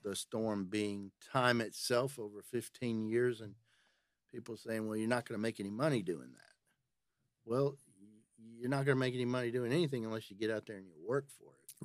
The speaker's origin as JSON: {"language": "English", "town": "Nashville", "region": "Tennessee", "country": "United States", "said": "I, I'm from Nashville, but I work out of Tullahoma"}